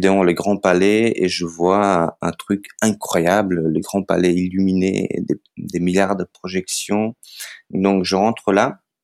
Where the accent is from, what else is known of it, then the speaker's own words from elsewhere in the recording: North Macedonia; French is a second language; moved away as an adult; also born or lived in Skopje; now in France; je viens de Macédoine